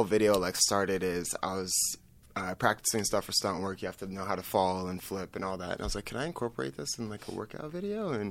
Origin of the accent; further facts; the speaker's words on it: Oahu, Hawaii, United States; also born or lived in Portland; now in Los Angeles, United States; I'm from Oahu. Moved to Portland.